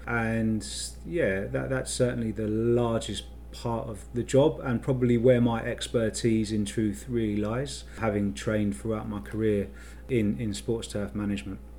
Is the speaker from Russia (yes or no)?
no; London, United Kingdom; So I'm from North London, so uh, sort of Barnet and, and Finchley in, in North London is sort of where I'm from.